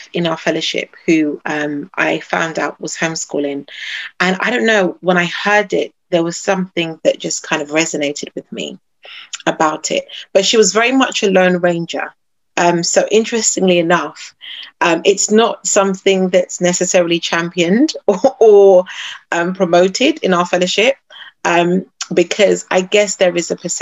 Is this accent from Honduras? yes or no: no; United Kingdom; I am a British-born Ghanaian